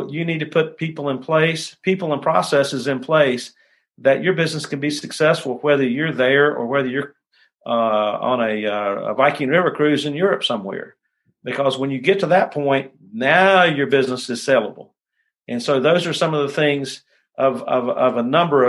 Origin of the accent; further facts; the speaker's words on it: United States; as Americans, as American business owners